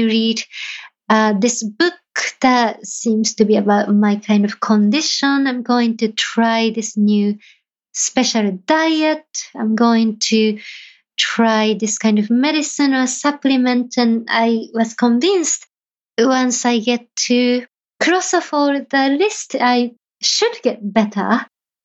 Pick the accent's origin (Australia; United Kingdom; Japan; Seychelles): Japan; moved away; somebody who was born and raised in Japan